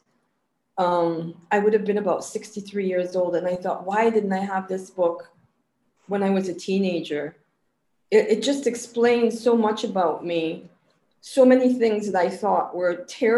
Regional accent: Ohio, United States; moved away as an adult; also born or lived in California / Seattle; now in Trinidad and Tobago; I'm from Ohio originally. I grew up on a dairy farm in Ohio, a very remote dairy farm where I never had to speak to people.

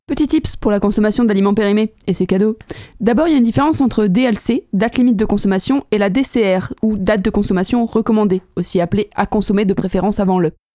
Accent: Savoy, Auvergne-Rhône-Alpes, France; On est savoyard à la base

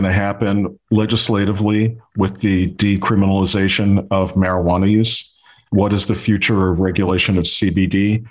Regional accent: New York City, New York, United States; I grew up in Brooklyn, New York

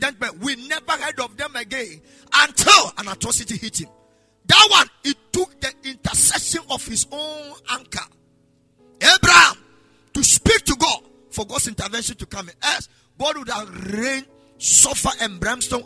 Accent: Ghana; if we're Ghanaian

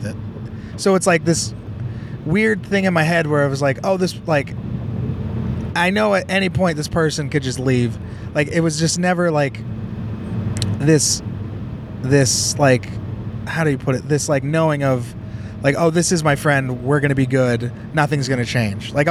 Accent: San Jose, California, United States; growing up in Eastside San Jose

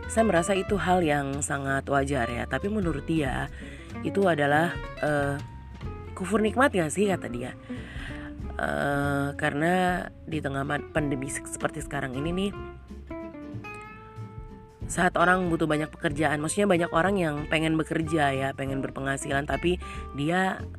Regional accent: Papua, Indonesia; saya menggunakan uh, logat saya sebagai orang Papua Orang yang hidup di Papua

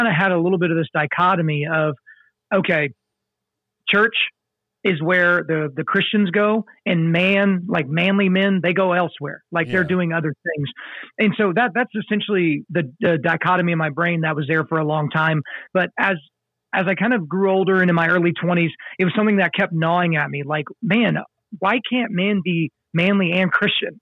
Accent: Oklahoma, United States; I grew up in Oklahoma.

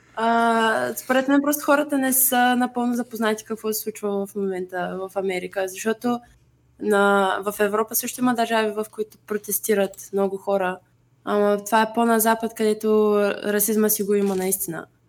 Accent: Bulgaria; че съм българка

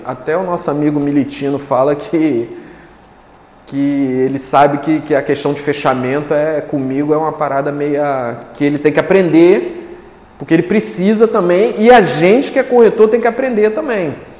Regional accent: Duque de Caxias, Rio de Janeiro, Brazil; moved away as an adult; now in Guarapari, Brazil; eu sou sou carioca, né? Sou carioca da Baixada Fluminense

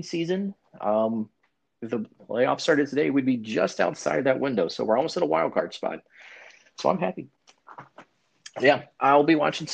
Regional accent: Charlotte, North Carolina, United States; growing up in Charlotte

